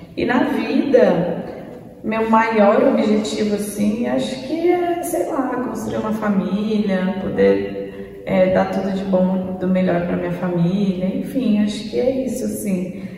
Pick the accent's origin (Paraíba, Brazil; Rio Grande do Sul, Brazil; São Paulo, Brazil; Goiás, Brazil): São Paulo, Brazil; Santos; Santos, né, pessoal? Nasci, cresci aqui, então meu pai é santista